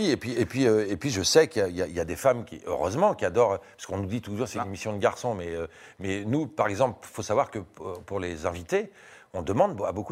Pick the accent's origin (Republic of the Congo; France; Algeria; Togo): France; Sauf qu'on est français, ils sont anglais, qu'on a une culture différente, un humour différent, etc.